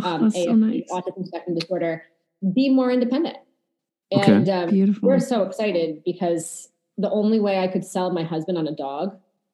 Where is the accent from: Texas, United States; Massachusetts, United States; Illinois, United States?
Massachusetts, United States; Boston; now in Long Island, United States; I am a Boston native